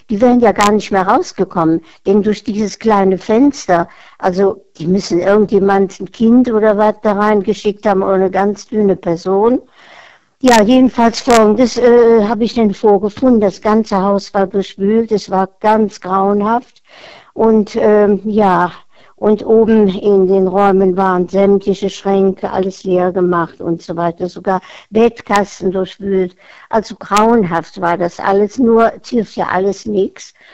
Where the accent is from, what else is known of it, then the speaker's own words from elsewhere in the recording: Cologne, North Rhine-Westphalia, Germany; so als Kölner, als ähm, Karnevalsflüchtling, also quasi über Karneval.